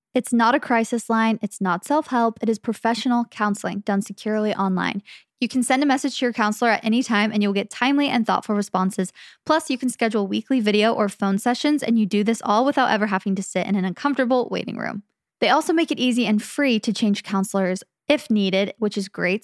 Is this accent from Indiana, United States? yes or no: no; Phoenix, Arizona, United States; we're from Phoenix